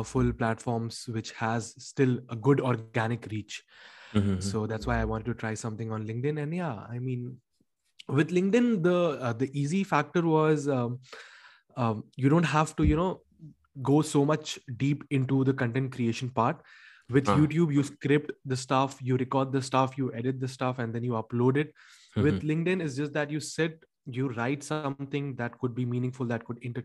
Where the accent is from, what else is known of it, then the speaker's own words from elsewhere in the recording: India; moved away as an adult; now in Paris, France; I'm from India